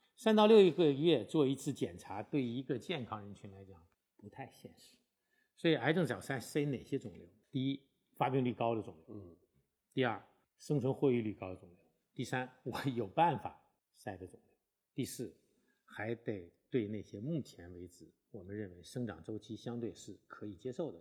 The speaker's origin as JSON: {"language": "Chinese", "country": "China", "said": "对我们中国人来讲的话"}